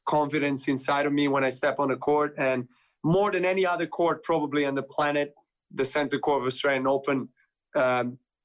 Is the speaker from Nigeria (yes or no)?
no; Serbia; I play for Serbia with my compatriots